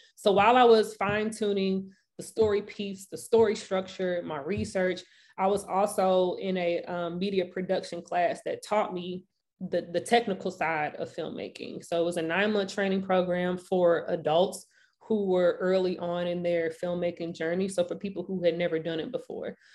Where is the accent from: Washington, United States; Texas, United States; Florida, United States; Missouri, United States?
Missouri, United States; St. Louis; Saint Louis, Missouri. Born and raised.